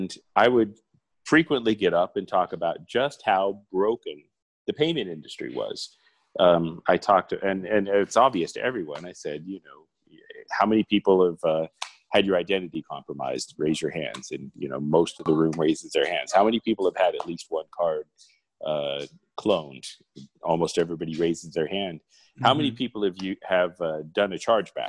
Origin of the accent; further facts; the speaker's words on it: Arizona, United States; moved away as an adult; now in Mexico; I was born in Arizona